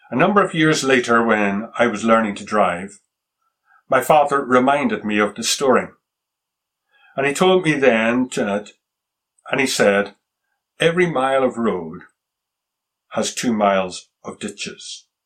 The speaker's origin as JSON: {"language": "English", "country": "Japan", "tie": "born or raised there", "said": "I can remember as a boy growing up in Japan, traveling one day with my father through the rice fields in the countryside outside of Tokyo."}